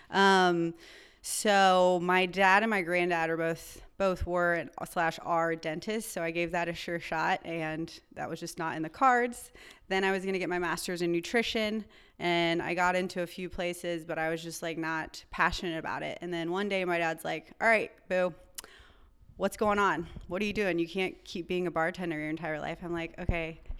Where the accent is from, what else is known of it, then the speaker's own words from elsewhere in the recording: North Carolina, United States; also born or lived in Chicago, Illinois; I was born in Chicago, Illinois, grew up in North Carolina, kind of been a gypsy my entire life.